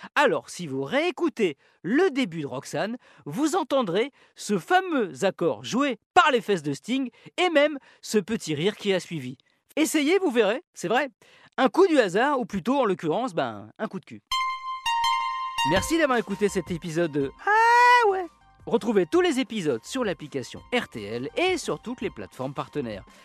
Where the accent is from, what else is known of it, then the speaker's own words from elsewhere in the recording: France; chez nous en France.